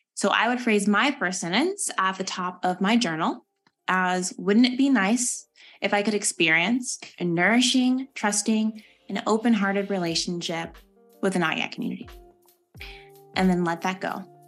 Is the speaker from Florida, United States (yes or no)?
no; Texas, United States; moved away as an adult; now in Durham, United States; I'm actually originally from Texas